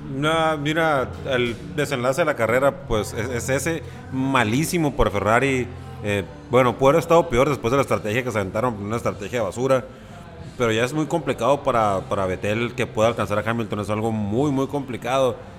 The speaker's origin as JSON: {"language": "Spanish", "country": "Mexico", "said": "Yo como mexicano y como buen mexicano que soy"}